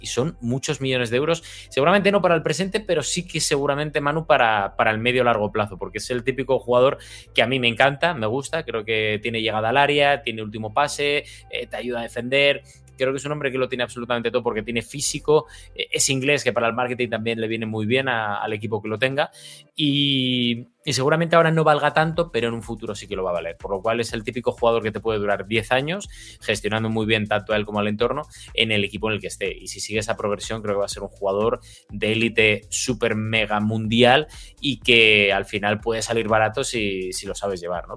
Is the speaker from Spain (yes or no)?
yes; Spain; also born or lived in United States / England / Netherlands; yo vivo, soy español, vivo en España, pero también he vivido en, otros países, Estados Unidos, Inglaterra, Holanda